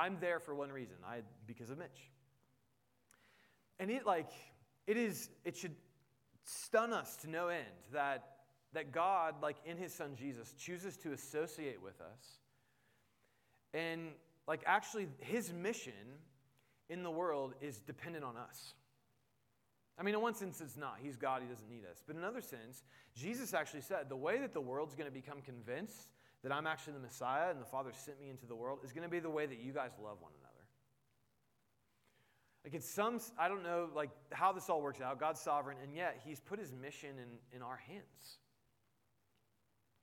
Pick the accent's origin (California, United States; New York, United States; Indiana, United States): Indiana, United States; Indianapolis; moved away; I grew up in Indianapolis, which meant I was a Colts fan, so I had family there